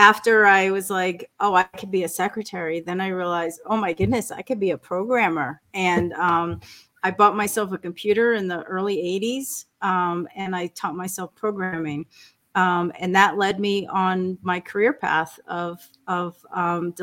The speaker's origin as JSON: {"language": "English", "region": "New York", "country": "United States", "tie": "born or raised there", "said": "I was born in New York. I grew up with Sicilian immigrant parents"}